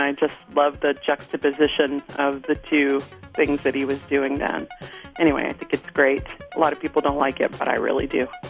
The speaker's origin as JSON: {"language": "English", "town": "Austin", "region": "Texas", "country": "United States", "said": "I'm from Austin, Texas."}